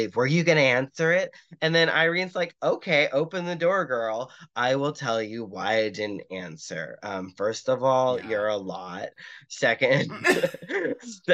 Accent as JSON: {"language": "English", "town": "Boston", "region": "Massachusetts", "country": "United States", "tie": "born or raised there", "said": "being Irish Catholic in Boston, just it was my city"}